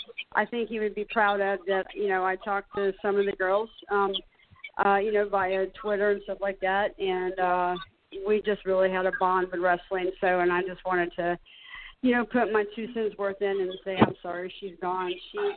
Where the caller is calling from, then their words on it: Charleston, South Carolina, United States; I'm calling from Charleston, South Carolina.